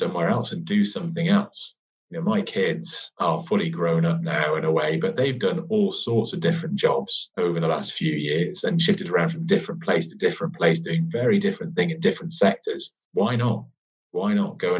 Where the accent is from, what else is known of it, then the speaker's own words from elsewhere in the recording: United Kingdom; we're very British at times